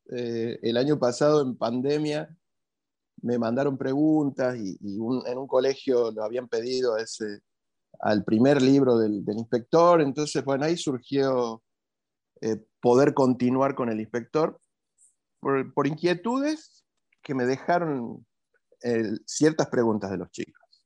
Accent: Jujuy, Argentina; moved away as an adult; now in Córdoba, Argentina; soy de Jujuy

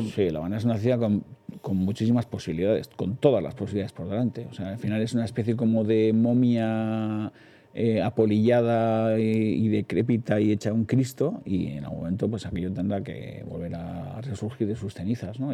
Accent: Hondarribia, Basque Country, Spain; Yo he nacido en la, en el Vidasoa, Eh, y, y mi infancia es una infancia muy feliz, con muchos recuerdos, con muchos fotogramas todavía muy presentes, todavía sigo viviendo allí

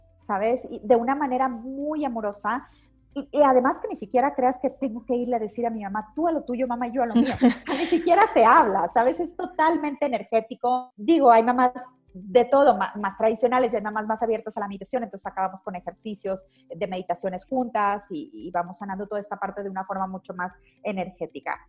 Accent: Mexico; como mamás mexicanas, latinas, de habla hispana

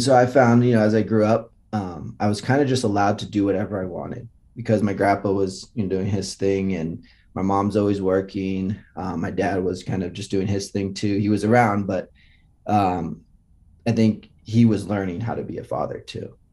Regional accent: Los Altos, California, United States; moved away as an adult; also born or lived in Los Angeles; I grew up in Los Altos, which is Silicon Valley

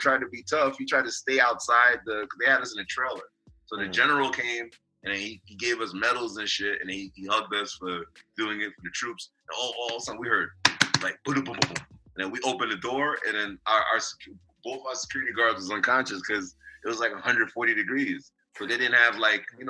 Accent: New York City, New York, United States; I'm from Queens

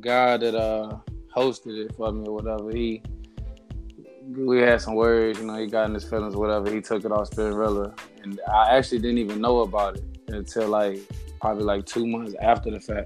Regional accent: Danville, Virginia, United States; From Danville, Virginia.

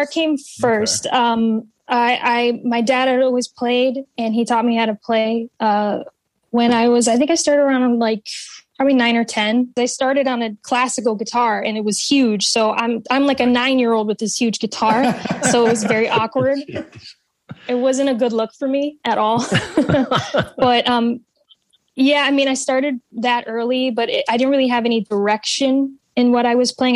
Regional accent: New England, United States; also born or lived in Central Florida; I've been uh, born and raised in New England. I'm a true blue Yankee

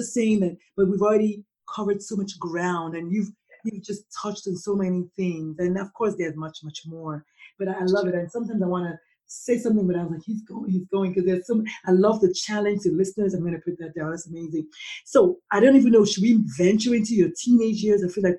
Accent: Nigeria; now in United States; as a Nigerian-born immigrant

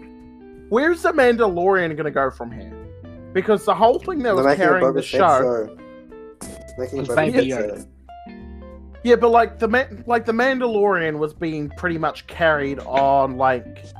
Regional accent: New Zealand; me being a New Zealander

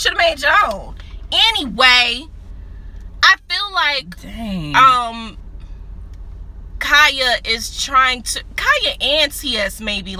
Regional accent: New Orleans, Louisiana, United States; And I'm from New Orleans.

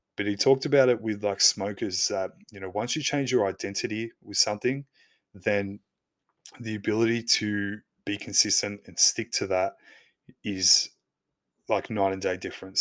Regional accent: Australia; I'm Aussie

